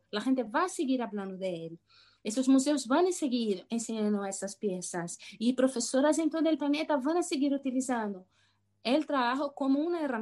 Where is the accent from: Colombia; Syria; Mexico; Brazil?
Brazil; first language Portuguese; Spanish is a second language; principalmente cuando yo hablo sobre mi, mi infancia o mi pasado en Brasil, obviamente todas las palabras y todas las memorias me vienen en portugués